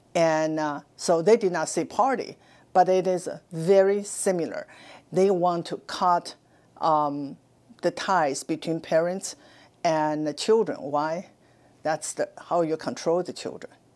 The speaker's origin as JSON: {"language": "English", "country": "China", "tie": "born or raised there", "moved": "as an adult", "lives_now": "United States", "said": "I was born in China. I spent my first twenty-six years in Mouse, China"}